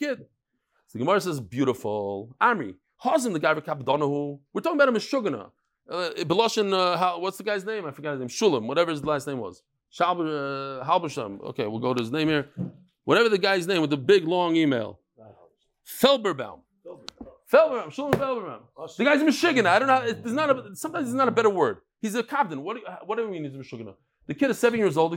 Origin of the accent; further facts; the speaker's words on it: Lakewood, New Jersey, United States; I was born in Lakewood